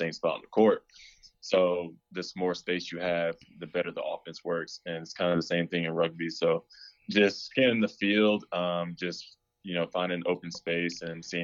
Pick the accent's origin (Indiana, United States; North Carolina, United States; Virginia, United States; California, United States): North Carolina, United States; Raleigh; also born or lived in Rochester, New York; moved down to Raleigh, North Carolina when I was 8, and I've been here ever since.